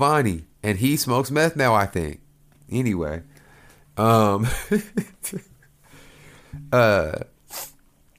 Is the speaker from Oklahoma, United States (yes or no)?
yes; Oklahoma, United States; moved away; I grew up in in Oklahoma